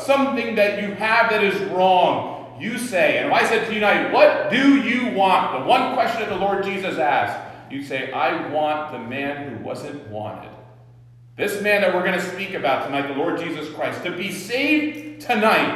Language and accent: English; Ridgewood, New Jersey, United States; I was born in Valley Hospital in Ridgewood